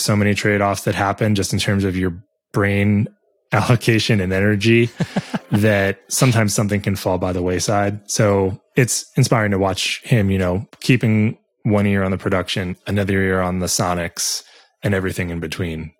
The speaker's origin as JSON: {"language": "English", "town": "New York City", "region": "New York", "country": "United States", "tie": "born or raised there", "said": "I grew up in New York City. So downtown New York"}